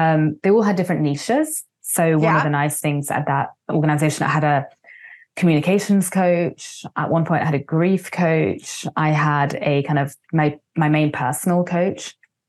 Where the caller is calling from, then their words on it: Vancouver, British Columbia, Canada; I'm calling today from Vancouver, a beautiful city I used to live in, though now I'm based out of Spain.